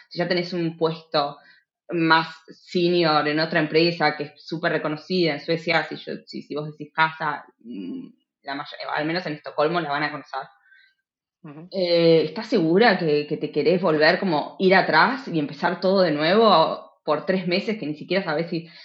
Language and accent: Spanish; Buenos Aires, Argentina; moved away as an adult; now in Uppsala, Sweden; que soy de Buenos Aires